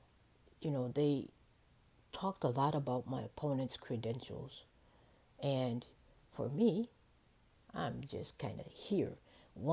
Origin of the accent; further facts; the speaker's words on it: Chicago, Illinois, United States; moved away; if we come from Chicago